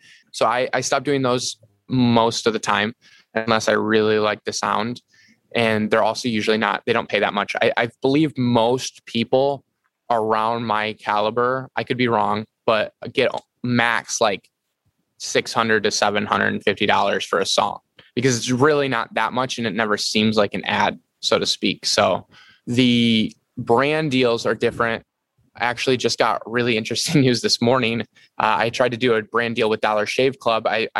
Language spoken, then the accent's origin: English; Michigan, United States